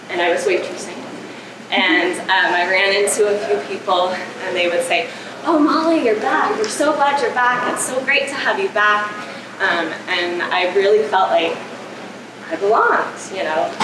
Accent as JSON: {"language": "English", "area": "La Junta", "region": "Colorado", "country": "United States", "tie": "born or raised there", "said": "it's my hometown, it's my community"}